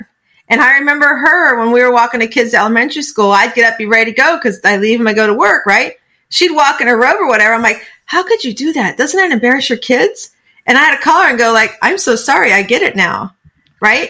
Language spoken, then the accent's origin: English; Florida, United States; moved away as an adult; also born or lived in Virginia; now in Tampa, United States; I grew up in Florida, but I didn't want to be on the East Coast